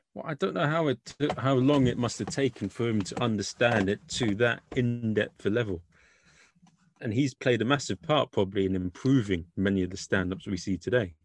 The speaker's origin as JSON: {"language": "English", "region": "England", "country": "United Kingdom", "accent": "English", "said": "my English accent"}